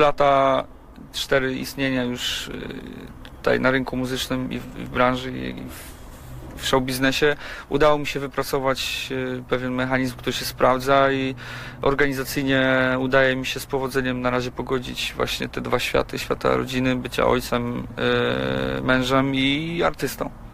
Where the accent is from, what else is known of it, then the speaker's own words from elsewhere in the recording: Gniezno, Greater Poland, Poland; also born or lived in Poznań; Ja, ja pochodzę z Gniezna i okolice Gniezna są mi bardzo dobrze znane